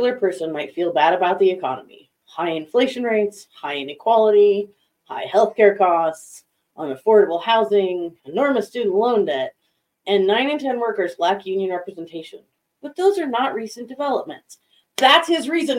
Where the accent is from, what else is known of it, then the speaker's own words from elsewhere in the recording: Vail, Colorado, United States; I grew up in Vail